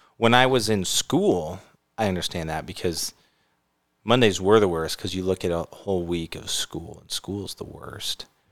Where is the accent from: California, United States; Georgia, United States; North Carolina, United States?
California, United States; now in Utah, United States; I grew up in California.